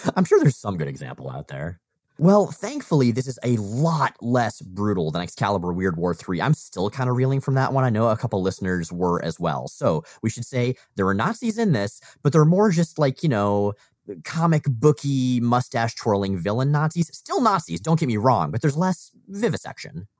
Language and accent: English; Florida, United States; moved away; we both grew up in Florida